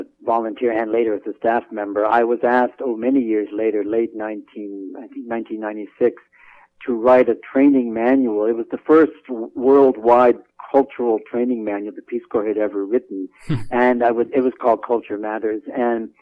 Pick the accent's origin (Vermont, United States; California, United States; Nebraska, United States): Vermont, United States; also born or lived in Morocco; I come from Vermont